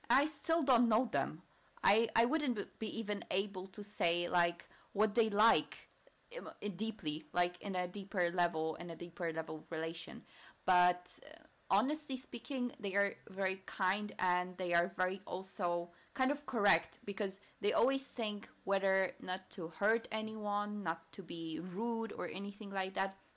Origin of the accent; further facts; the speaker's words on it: western Poland, Poland; English is a second language; moved away as an adult; also born or lived in London, United Kingdom; now in Warsaw, Poland; i'm not from warsaw this was not once, not twice that was mentioned to me, or that I'm coming from the western side, very close to Germany